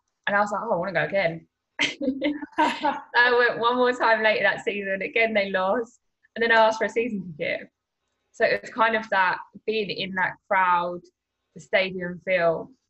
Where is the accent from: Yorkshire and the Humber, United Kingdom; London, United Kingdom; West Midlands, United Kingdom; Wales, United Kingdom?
London, United Kingdom; So I'm obviously from South London, so not really going to games.